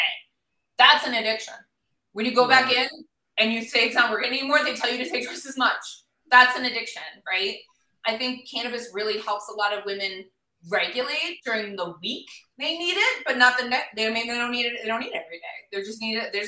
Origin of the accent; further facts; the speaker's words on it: Milwaukee, Wisconsin, United States; I grew up in Milwaukee, Wisconsin